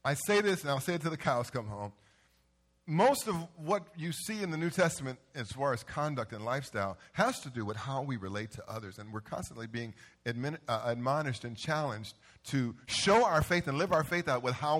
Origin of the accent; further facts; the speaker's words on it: Carson, California, United States; growing up in Carson, on Avalon and 169th Centerview